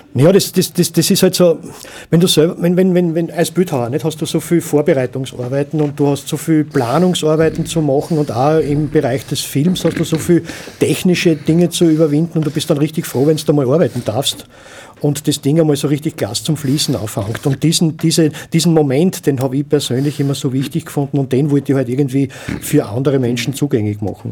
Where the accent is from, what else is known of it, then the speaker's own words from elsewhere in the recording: Graz, Styria, Austria; moved away; also born or lived in village north of Linz, Upper Austria; ich bin in Graz geboren und aufgewachsen